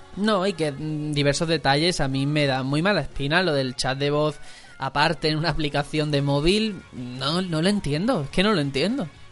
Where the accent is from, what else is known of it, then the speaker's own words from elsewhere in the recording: Algeciras, Andalusia, Spain; now in Fuenlabrada, Spain; Yo soy fuenlabreño de adopción porque soy de Algeciras, aquí estoy viviendo.